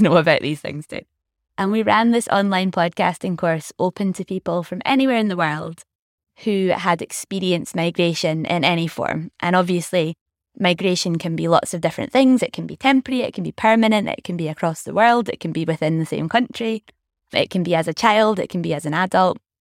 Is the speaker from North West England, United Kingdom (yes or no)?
no; Scotland, United Kingdom; also born or lived in Glasgow; so I grew up in Scotland, very much being Scottish